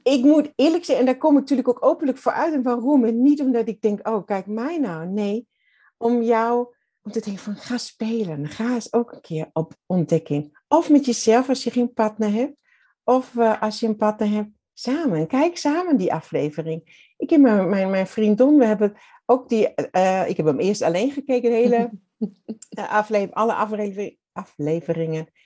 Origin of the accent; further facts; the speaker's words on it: Southern Germany, Germany; Dutch is a second language; moved away as an adult; now in Netherlands; ik ben Duits